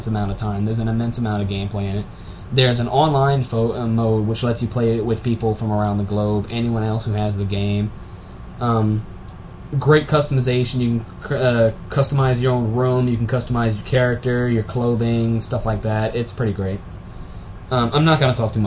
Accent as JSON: {"language": "English", "area": "Cajun", "region": "Louisiana", "country": "United States", "said": "I'm Cajun"}